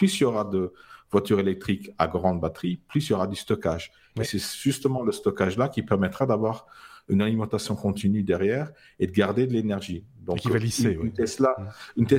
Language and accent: French; Luxembourg; même si je suis luxembourgeois.